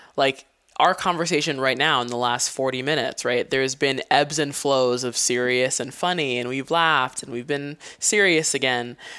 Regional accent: Hawaii, United States; moved away as an adult; having lived, um, on an island my whole life

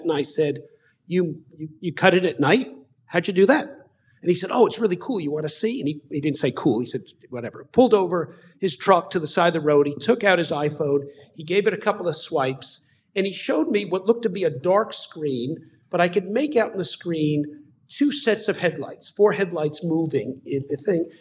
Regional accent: United States

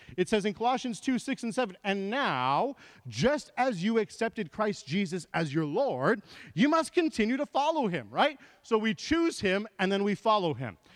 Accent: Canada; also born or lived in England; I come from Canada.

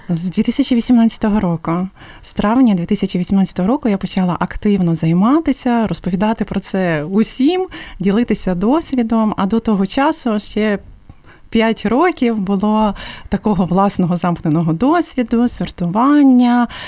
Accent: Lviv, Lviv Oblast, Ukraine; Я сама зі Львова

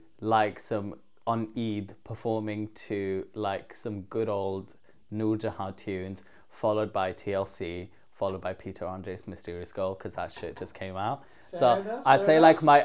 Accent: Pakistan; also born or lived in Netherlands; now in United Kingdom; Well, I started in Holland. Okay. I was born in Holland, moved to Pakistan, then came to the UK.

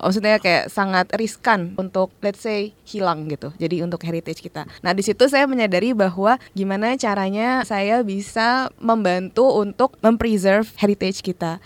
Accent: Jakarta, Indonesia; moved away as an adult; also born or lived in Durham; saya anak Jakarta

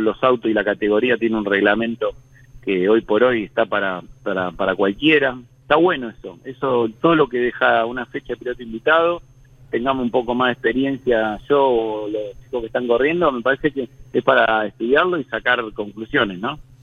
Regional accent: Hurlingham, Buenos Aires Province, Argentina; yo soy de Burlingame

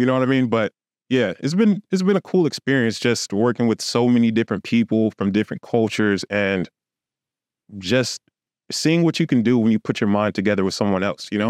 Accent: Los Angeles, California, United States; moved away; also born or lived in Houston; I literally lived on, uh, Hollywood Boulevard.

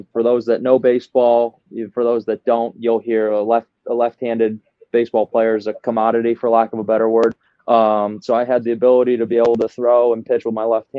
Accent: the Midwest, right outside of Chicago, Illinois, United States; accent: Midwest; moved away as an adult; also born or lived in New Jersey; born and raised in the Midwest, right outside of Chicago. So I might have a little bit Midwest in me

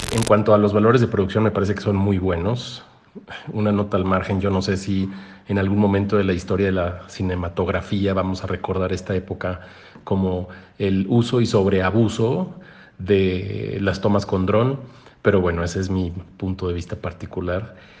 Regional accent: Mexico; nuestra cultura mexicana

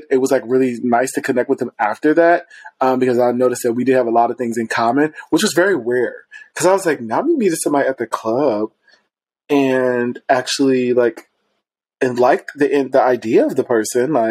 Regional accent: Ohio, United States; because I came from Ohio. And I remember coming here, it just was, elitism was real, bitch. You know, we didn't have queer space in Ohio.

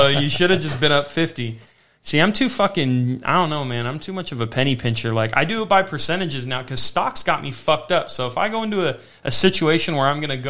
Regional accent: Las Vegas, Nevada, United States; I was down to be from Vegas, you know, because I just moved here

